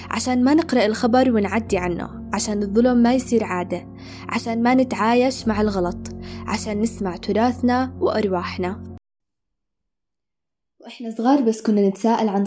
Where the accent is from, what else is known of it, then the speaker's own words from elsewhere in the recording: Palestine; بحكم إني فلسطينية مغتربة من 73 سنة أرض وشعبي منكوب ومسلوب مني